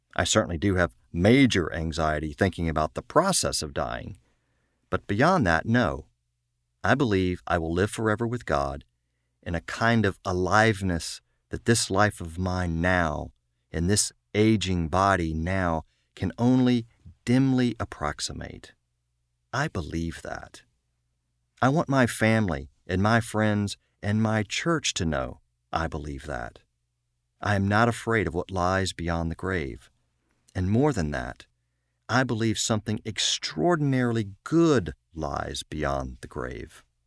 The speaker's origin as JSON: {"language": "English", "region": "Eastern Virginia", "country": "United States", "tie": "born or raised there", "also_born_or_lived": "Richmond, Virginia", "said": "I grew up in the Methodist Church in a small town, as I share, uh, in Eastern Virginia"}